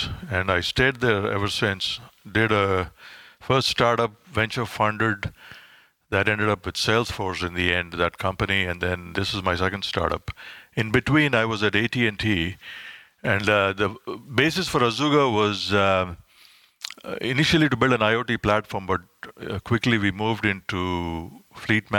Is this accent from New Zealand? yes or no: no; India; moved away as an adult; also born or lived in Silicon Valley; now in United States; I grew up in India.